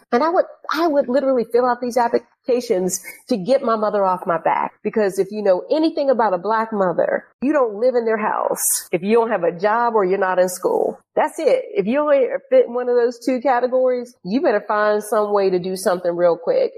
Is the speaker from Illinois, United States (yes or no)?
no; Pittsburgh, Pennsylvania, United States; moved away; So I grew up in Pittsburgh. Um, I grew up in this neighborhood called Homewood.